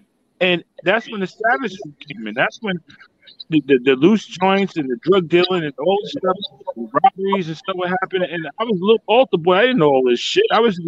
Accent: Yonkers, New York, United States; Yeah, I'm from Yonkers, New York.

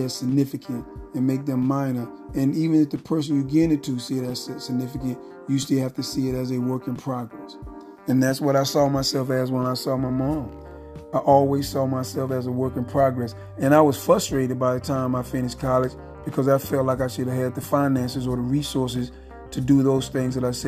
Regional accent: Phenix City, Alabama, United States; I grew up in Frederick Douglass Apartments in Phenix City, Alabama

